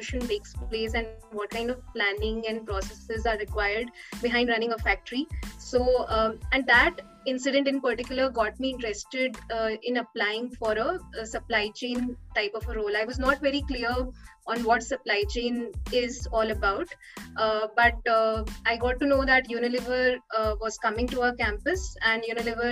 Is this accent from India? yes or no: yes; Kota, Rajasthan, India; I'm basically from Rajasthan, from a city named Kota.